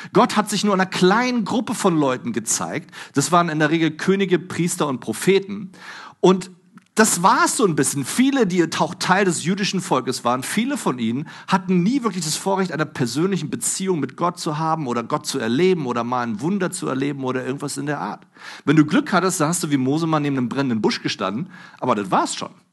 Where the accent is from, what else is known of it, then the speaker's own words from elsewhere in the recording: Germany; Bei uns in Deutschland